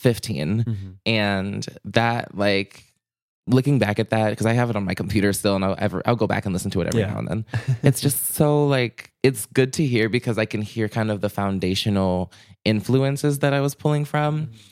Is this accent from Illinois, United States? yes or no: yes; Chicago, Illinois, United States; born there; now in Minneapolis, United States; I was born in Chicago. I've always loved the Midwest in general.